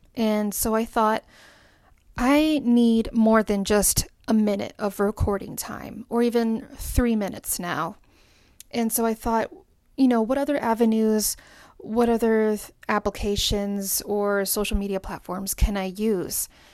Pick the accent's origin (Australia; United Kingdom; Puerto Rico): Puerto Rico; I'm from the Caribbean, I'm from Puerto Rico, and I'm Latina